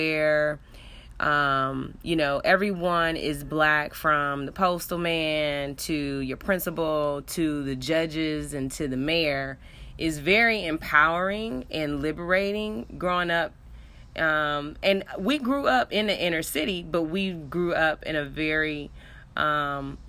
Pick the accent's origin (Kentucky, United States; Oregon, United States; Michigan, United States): Michigan, United States; Detroit; moved away as an adult; Cass Tech High School, Detroit, Michigan